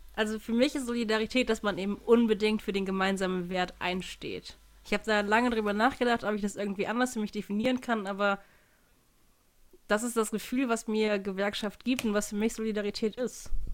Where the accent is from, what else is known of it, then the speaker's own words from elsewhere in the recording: Hannover, Lower Saxony, Germany; moved away; also born or lived in Cologne; mein Bier aus meiner Heimatstadt